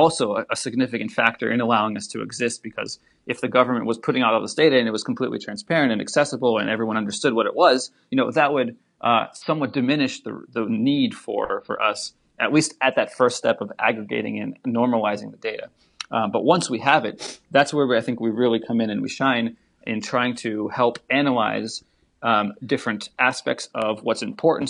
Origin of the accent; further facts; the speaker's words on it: Saint Petersburg, Russia; also born or lived in United States; now in Washington, D.C., United States; originally, I, I was born in Saint Petersburg in Russia, and then we immigrated over to the U S